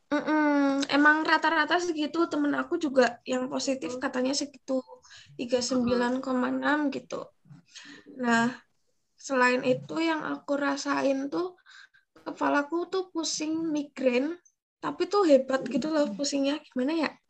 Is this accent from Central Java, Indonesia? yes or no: yes; Central Java, Indonesia; accent: Ngapak; guys. Kayaknya kalian pada kenal suara aku rada ngapak-ngapak dikit sih.